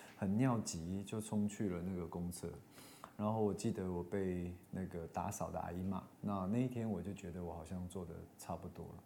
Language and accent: Chinese; Taiwan; 整个剧组只有我一个台湾人